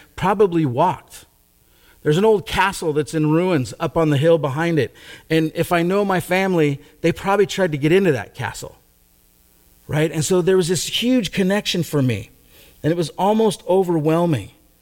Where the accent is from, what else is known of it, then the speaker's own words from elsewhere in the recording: Gig Harbor, Washington, United States; My brother and I, we grew up in Gig Harbor, a town kind of south and west of us